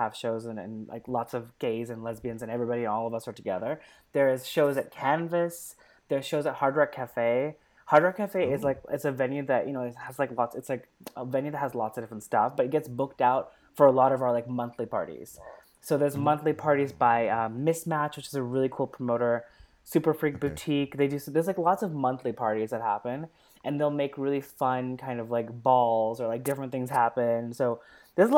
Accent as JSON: {"language": "English", "region": "California", "country": "United States", "tie": "born or raised there", "also_born_or_lived": "Berkeley, California", "moved": "yes", "said": "I grew up in California. I'm a California girl"}